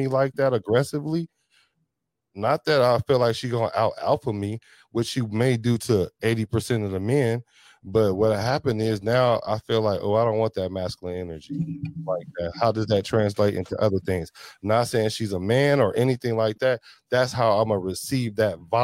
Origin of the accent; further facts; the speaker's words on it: the Bay Area, California, United States; I'm from the Bay